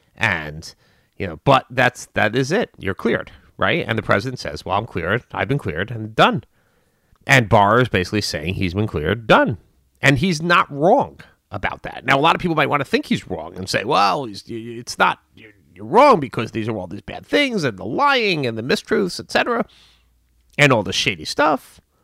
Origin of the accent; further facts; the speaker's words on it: United States; as an American, or at least this American